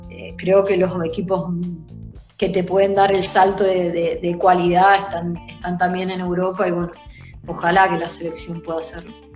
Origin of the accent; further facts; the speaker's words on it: Argentina; now in Italy; Somos pocas las argentinas que, que, hoy en día estamos en Italia jugando en la Serie